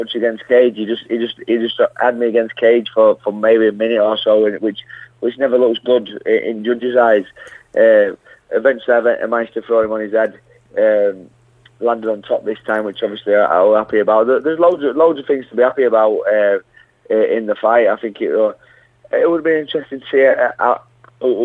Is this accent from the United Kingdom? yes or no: yes; Yorkshire and the Humber, United Kingdom; I'm a Yorkshire lad, and London's not my hometown